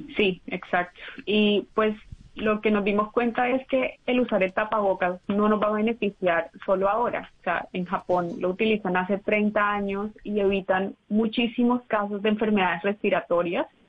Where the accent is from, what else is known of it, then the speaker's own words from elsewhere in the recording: Barranquilla, Atlántico, Colombia; moved away as an adult; also born or lived in United States; now in Tokyo, Japan; Yo soy barranquillera estadounidense